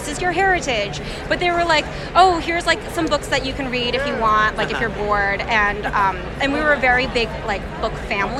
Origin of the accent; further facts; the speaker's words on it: Central Florida, United States; I grew up in Central Florida. Mm-hmm. So there wasn't a really big Korean community